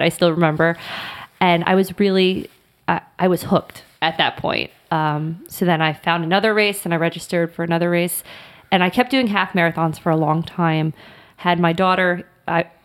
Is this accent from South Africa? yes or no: no; Florida, United States; I was born and raised in Florida